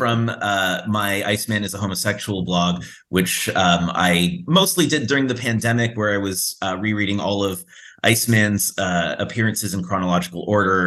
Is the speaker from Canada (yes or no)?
yes; Canada; I'm from Canada and I'm used to the metric system